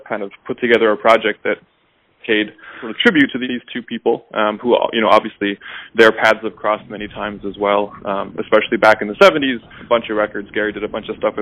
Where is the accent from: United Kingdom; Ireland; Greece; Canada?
Canada; Toronto, Ontario; moved away as an adult; also born or lived in Brooklyn; born and raised here.